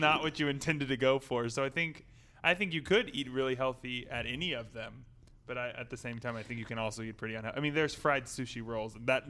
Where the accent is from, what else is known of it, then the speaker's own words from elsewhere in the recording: outside of Austin, Texas, United States; also born or lived in Waco, Texas; for me, I grew up outside of Austin.